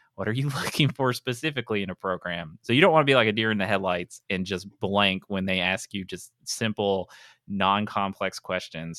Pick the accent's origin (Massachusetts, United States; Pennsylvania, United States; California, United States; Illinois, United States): Pennsylvania, United States; that is my home state